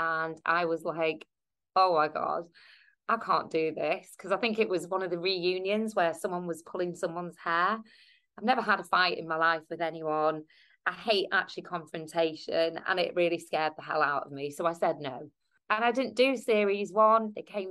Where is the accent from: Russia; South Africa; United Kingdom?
United Kingdom; I'm British Asian. Do you know what I mean? Because I was born here